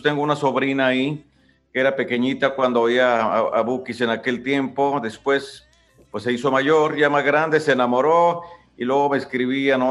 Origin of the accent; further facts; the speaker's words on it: Ario de Rosales, Michoacán, Mexico; ahí en Ario de Rosales, de donde yo soy